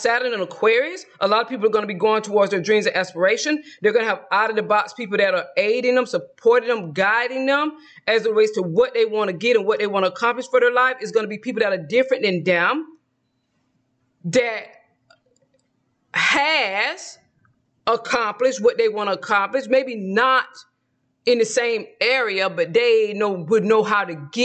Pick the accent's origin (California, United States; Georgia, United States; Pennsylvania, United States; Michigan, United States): Georgia, United States; moved away; when I lived in my home state of Georgia